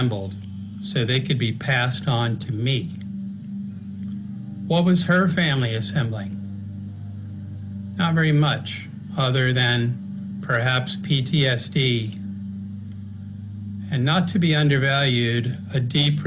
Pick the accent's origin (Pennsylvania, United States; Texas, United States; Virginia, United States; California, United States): Virginia, United States; Smithfield; moved away; where I grew up," which was over in Smithfield